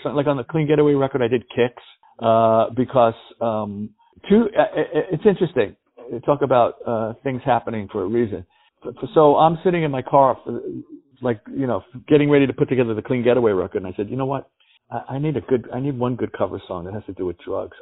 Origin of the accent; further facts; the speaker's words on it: New York City, New York, United States; I grew up in the Bronx